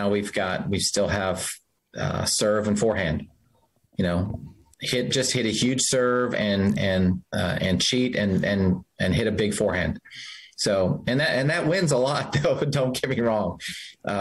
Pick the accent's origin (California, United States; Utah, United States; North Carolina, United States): Utah, United States; growing up in Utah, high altitude tennis